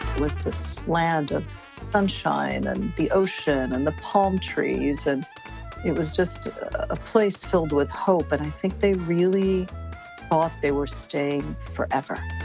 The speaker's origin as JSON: {"language": "English", "region": "New York", "country": "United States", "tie": "born or raised there", "also_born_or_lived": "Cuba", "moved": "yes", "lives_now": "Ann Arbor, United States", "said": "I was born in Cuba and grew up in New York, and I now live in Ann Arbor, Michigan"}